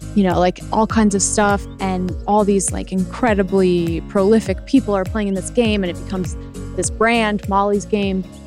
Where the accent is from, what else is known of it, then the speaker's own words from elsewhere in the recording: Loveland, Colorado, United States; moved away as an adult; also born or lived in Los Angeles; I was from Loveland, Colorado